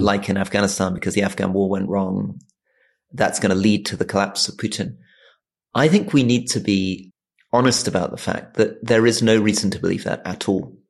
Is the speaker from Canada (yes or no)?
no; Hong Kong; I was born in Hong Kong